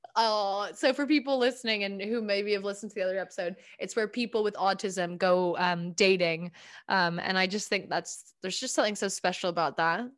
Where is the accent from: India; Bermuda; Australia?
Bermuda; I'm from I'm from Bermuda